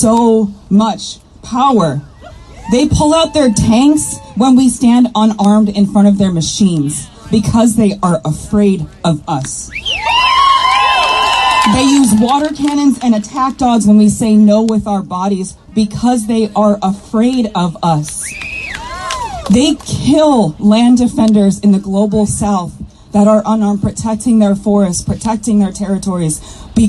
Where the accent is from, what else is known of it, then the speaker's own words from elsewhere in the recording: Kuchiching First Nation, Ontario, Canada; I'm Bear Clan from Kuchiching First Nation